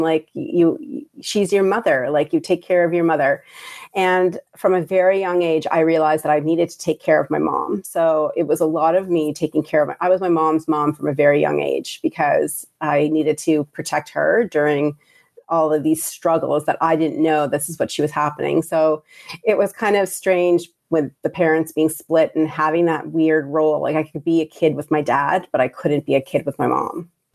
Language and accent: English; Prince Edward Island, Canada; also born or lived in Hamilton, Ontario, Canada / Bangladesh; I grew up in Prince Rhode Island or P